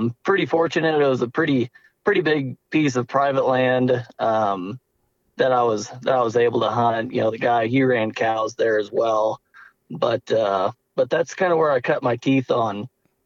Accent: Bonne Terre, Missouri, United States; I'm originally from Bon Terre, Missouri.

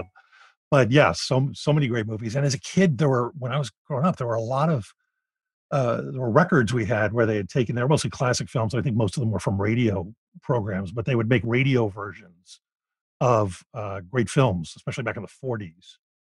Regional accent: Philadelphia, Pennsylvania, United States; when I was growing up in Philadelphia

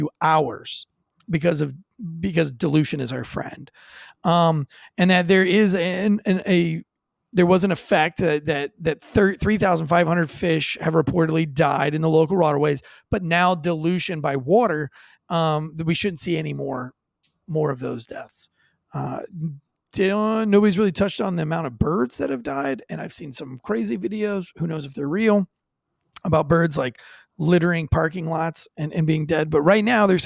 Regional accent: Florida, United States; now in North Carolina, United States; Growing up in Florida

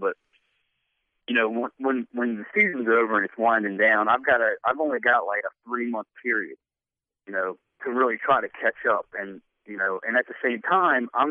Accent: Maryland, United States; accent: southern; I was born and raised in Maryland

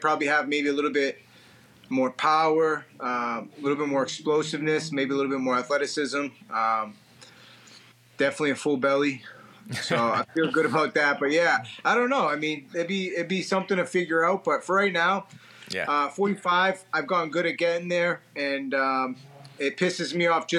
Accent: New England, United States; I'm from New England.

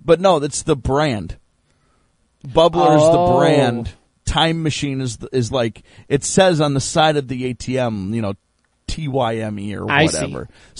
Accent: Minnesota, United States; I'm Minnesotan.

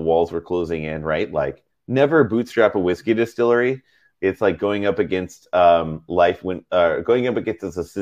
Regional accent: Texas, United States; now in Seattle, United States; we ate a lot of hot dishes growing up in Texas

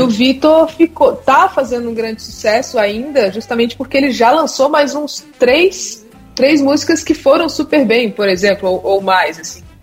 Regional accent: Brasília, Federal District, Brazil; now in São Paulo, Brazil; eu moro em São Paulo, mas sou de Brasília

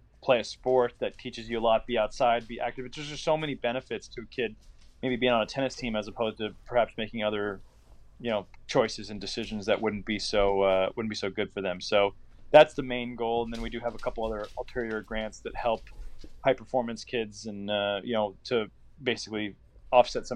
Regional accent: Indianapolis, Indiana, United States; my hometown of Indianapolis

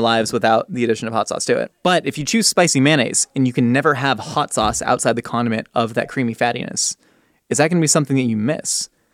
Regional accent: California, United States; growing up in California

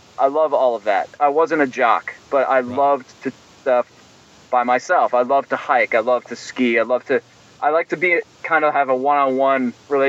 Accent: Madison, Connecticut, United States; I grew up in Madison, Connecticut, which was just a small town outside of New Haven, about a half hour east of New Haven, and pretty secluded kind of life, living in the woods

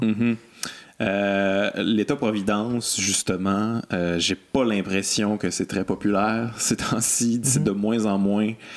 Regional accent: Quebec City, Quebec, Canada; je viens, de Québec, là, j'ai grandi à Québec

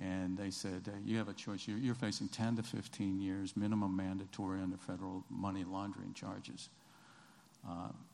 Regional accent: Georgia, United States; started in Georgia. I was born in Georgia

